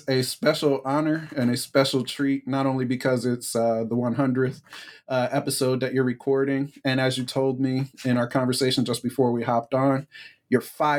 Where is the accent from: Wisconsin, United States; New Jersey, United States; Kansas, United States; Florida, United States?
New Jersey, United States; New Brunswick; moved away as an adult; also born or lived in Durham, North Carolina; I'm originally from New Brunswick, New Jersey. My family had been in Central New Jersey, has been, frankly, in Central New Jersey for 4 or 5 generations at this point.